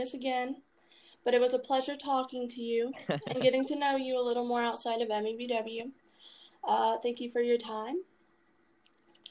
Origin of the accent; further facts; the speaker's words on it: Virginia, United States; I'm from Virginia